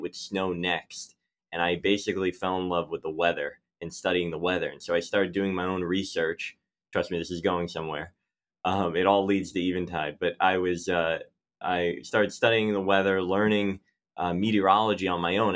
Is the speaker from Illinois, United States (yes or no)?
no; Philadelphia, Pennsylvania, United States; I grew up in Philadelphia